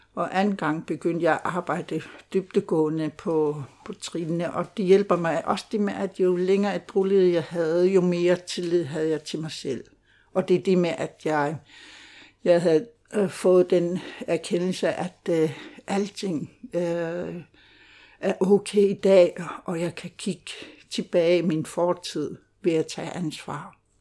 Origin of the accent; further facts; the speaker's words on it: Greenland; Danish is a second language; moved away as an adult; now in Denmark; jeg er født og opvokset i Grønland og flyttede til Danmark, øh, da jeg var 28 år.